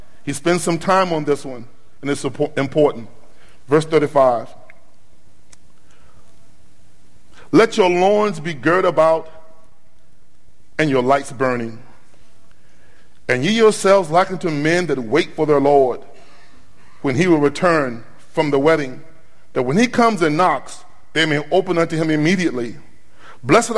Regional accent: Norfolk, Virginia, United States; I drove from my hometown of Norfolk, Virginia

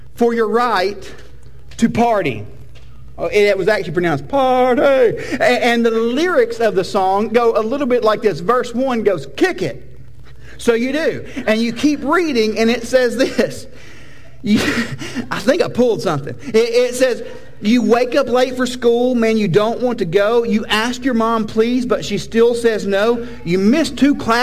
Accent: United States; We are American Protestants.

